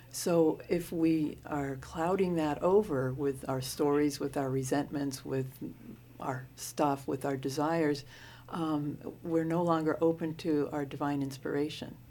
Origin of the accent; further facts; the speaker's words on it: Maine, United States; also born or lived in Portland, Oregon; I was born in Maine. I'm a Mainer.